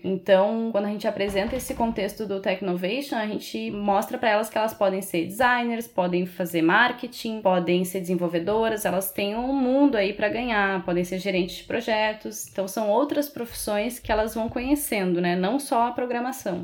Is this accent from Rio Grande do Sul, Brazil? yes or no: yes; Rio Grande do Sul, Brazil; moved away as an adult; also born or lived in Porto Alegre; now in Florianópolis, Brazil; Eu sou do Rio Grande do Sul. Eu morei muitos anos em Porto Alegre e vim para Florianópolis